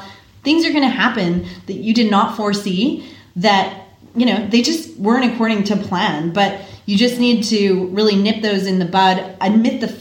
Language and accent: English; Canada; now in Australia; as a Canadian